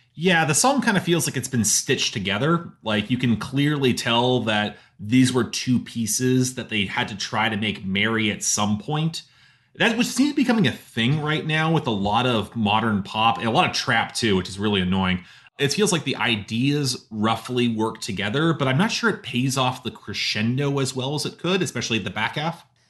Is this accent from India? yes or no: no; Canada; as Canadian